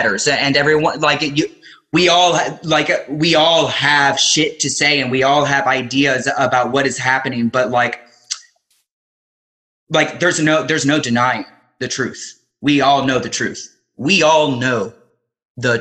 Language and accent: English; Miami, Florida, United States; even though I identify as an American and I was born in Miami, Florida